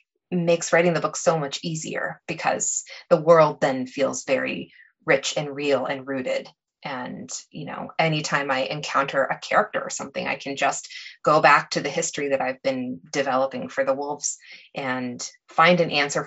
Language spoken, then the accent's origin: English; Lawrence, Kansas, United States; Lawrence in particular, which is my hometown